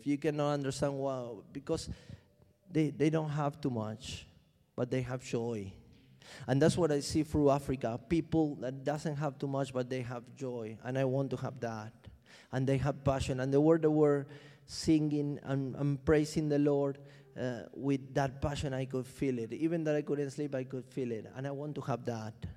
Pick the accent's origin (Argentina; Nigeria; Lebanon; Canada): Argentina; now in London, United Kingdom; I'm, I'm from Argentina.